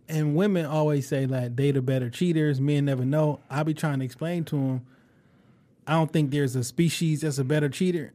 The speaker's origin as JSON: {"language": "English", "town": "Detroit", "region": "Michigan", "country": "United States", "said": "I'm from Joy Road, I'm from, I'm from Joy Road, exit nine, come up off the freeway"}